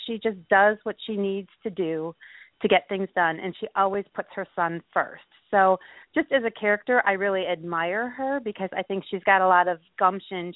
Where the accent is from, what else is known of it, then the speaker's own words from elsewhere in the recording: Milwaukee, Wisconsin, United States; I grew up in the Milwaukee area